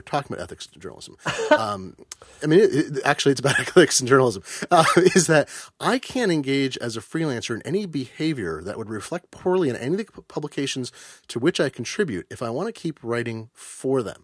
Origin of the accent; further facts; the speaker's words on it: Eugene, Oregon, United States; I grew up in Eugene, Oregon, home of the superannuated hippie